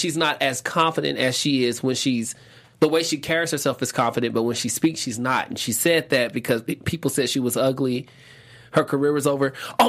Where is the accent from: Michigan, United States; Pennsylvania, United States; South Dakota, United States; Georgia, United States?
Georgia, United States; Atlanta; I'm from Atlanta.